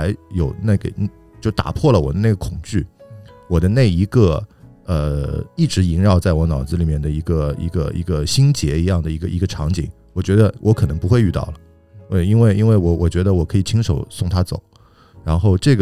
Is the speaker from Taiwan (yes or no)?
no; China; 在我们中国人话来讲，可能甚至是有点不太吉利的一份工作。中国人可能会对这种东西都多多少少有一点避讳，在我们的在我们的文化里面，传统文化里面。